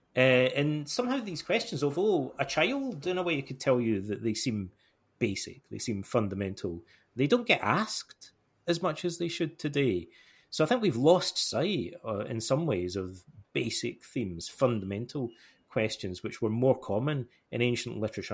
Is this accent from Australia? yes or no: no; Alloway, Scotland, United Kingdom; moved away as an adult; also born or lived in Toronto, Canada / Montreal, Canada; in my hometown here